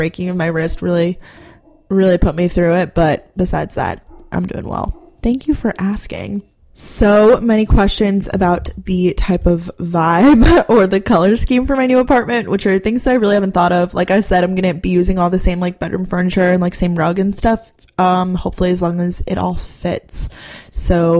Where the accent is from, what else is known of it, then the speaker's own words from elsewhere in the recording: Long Island, New York, United States; moved away as an adult; now in Athens, United States; Growing up on Long Island, I was still an hour away from the city